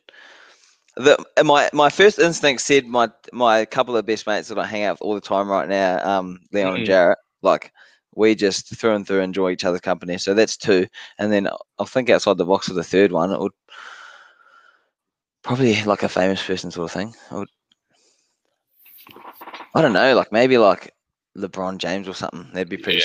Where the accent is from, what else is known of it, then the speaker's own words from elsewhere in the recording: Christchurch, Canterbury, New Zealand; Christchurch, North Canterbury, down in the South Island in New Zealand